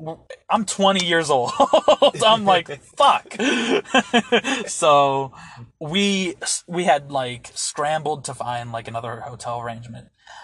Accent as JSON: {"language": "English", "region": "Pennsylvania", "country": "United States", "tie": "born or raised there", "also_born_or_lived": "Orlando, Florida / Butte, Montana", "said": "I was born in Orlando, Florida. I lived in Pennsylvania for most of my life. Because of financial reasons, when I had gotten out of high school, I had to live with my father who was living in Montana"}